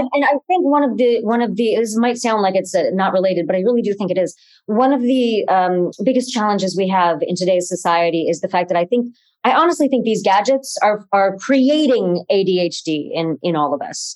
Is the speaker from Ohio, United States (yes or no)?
yes; Cleveland, Ohio, United States; out in Cleveland, which is where we were, uh, where I was